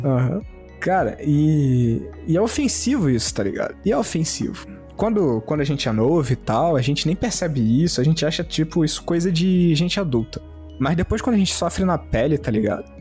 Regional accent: Rio de Janeiro, Brazil; a gente é carioca ferrado.

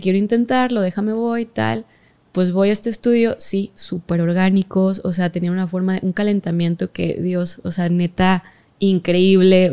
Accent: Mexico; yo soy de México

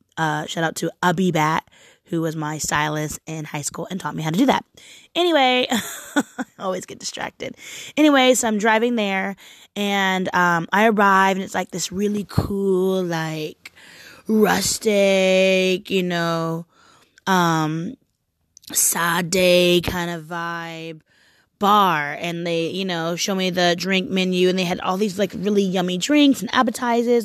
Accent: Portland, United States; I'm from Portland

